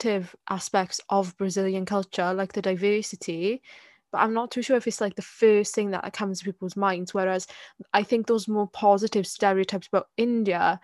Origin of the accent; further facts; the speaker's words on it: Wales, United Kingdom; I'm Welsh and I don't have a sheep in my garden